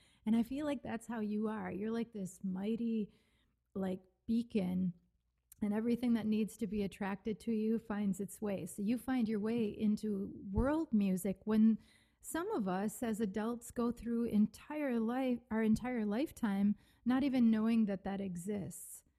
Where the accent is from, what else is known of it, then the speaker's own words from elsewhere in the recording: Wisconsin, United States; I'm from Wisconsin